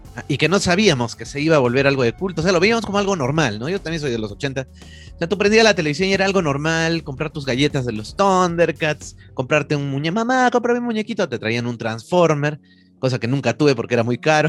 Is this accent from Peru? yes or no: yes; Peru; como tantos peruanos, ¿no? Que hemos sufrido esa época